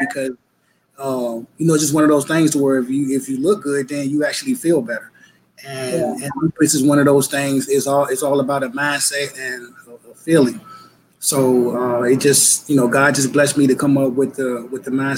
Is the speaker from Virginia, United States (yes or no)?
yes; Portsmouth, Virginia, United States; I was born and raised in Portsmouth, Virginia.